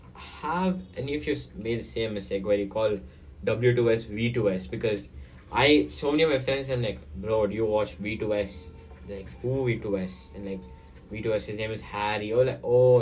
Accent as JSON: {"language": "English", "country": "India", "said": "I'm Indian"}